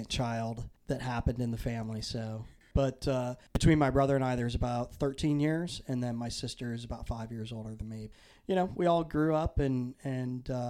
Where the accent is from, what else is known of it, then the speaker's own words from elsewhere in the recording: Naples, Florida, United States; also born or lived in Pekin, Illinois; When I was seven, we moved from Illinois to Naples, Florida.